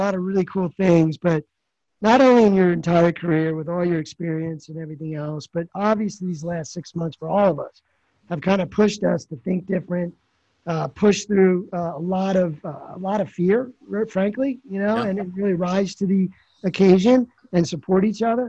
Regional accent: Philadelphia, Pennsylvania, United States; also born or lived in Marlton, New Jersey; I'm from Philadelphia

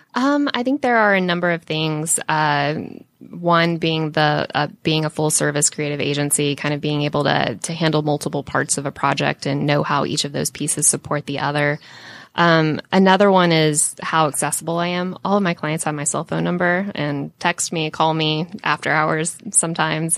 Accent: Jonesboro, Georgia, United States; I grew up and lived in Jonesboro

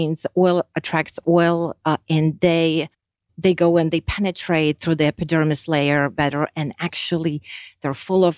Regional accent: Lithuania; now in United States; I grew up and I was raised and born in Lithuania. Once we moved to United States

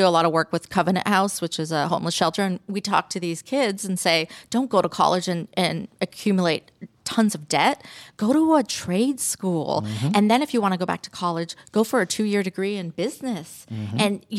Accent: Canada; I grew up in Canada, and that's why I love hockey, and I love this area too. I come here a lot. And I grew up in an Italian family, and everybody is in construction in my family.

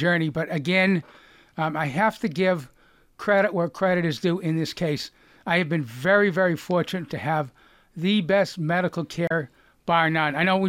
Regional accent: Lexington, Massachusetts, United States; accent: Boston; moved away; I'm from Lexington, historic Lexington.

